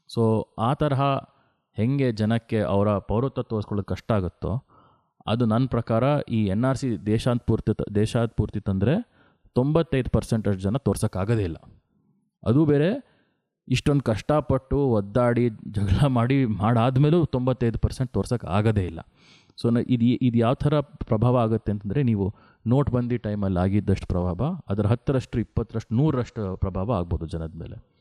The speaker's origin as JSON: {"language": "Kannada", "town": "Bangalore", "region": "Karnataka", "country": "India", "tie": "born or raised there", "said": "ನಾನು ಹುಟ್ಟಿದ್ದು ಬೆಂಗಳೂರಿನಲ್ಲಿ"}